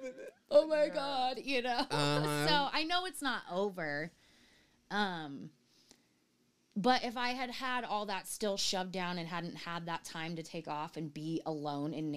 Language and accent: English; Oregon, United States; moved away as an adult; the beauty of my home state